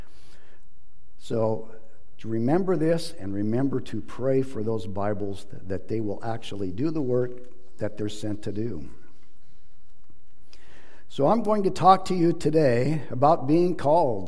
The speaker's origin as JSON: {"language": "English", "town": "Bellingham", "region": "Washington", "country": "United States", "said": "I'm from Bellingham, Washington, so the other side of the state."}